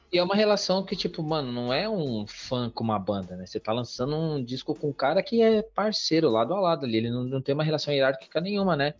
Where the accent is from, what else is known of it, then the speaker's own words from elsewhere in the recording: São Paulo, Brazil; sou do Jardim São Luís, do Capão